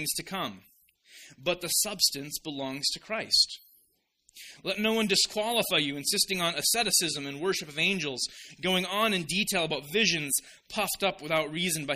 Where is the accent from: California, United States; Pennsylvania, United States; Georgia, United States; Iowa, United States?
Iowa, United States; Orange City; moved away; I'm an Iowan, an Iowa boy at heart. I love my hometown. I'm also a Dutchman at heart, and my hometown is called Orange City.